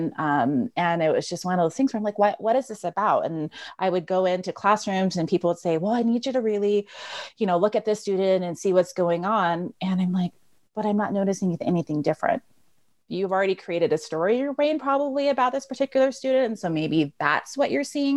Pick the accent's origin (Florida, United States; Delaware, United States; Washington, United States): Washington, United States; Eastern; moved away as an adult; also born or lived in Oregon; now in Colorado, United States; living in Eastern Washington